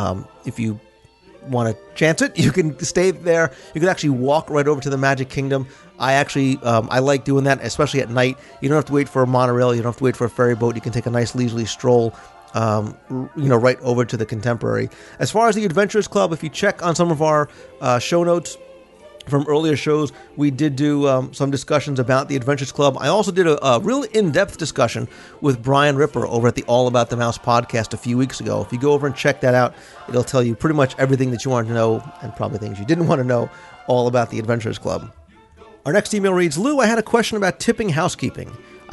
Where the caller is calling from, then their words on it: Netherlands; I'm from the Netherlands, and we don't tip anybody. I know in the USA a 15% tip is considered normal, but how do you leave it behind for housekeeping?